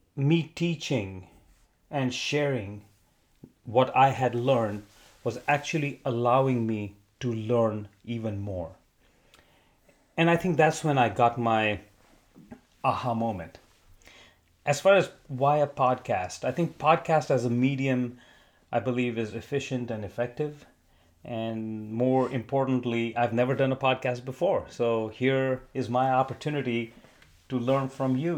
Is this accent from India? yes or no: yes; India; moved away as an adult; also born or lived in Arizona, United States; now in Southern California, United States; born in Arizona fifty years ago, moved to India when I was three with my parents, and then came back when I was twenty-one years old.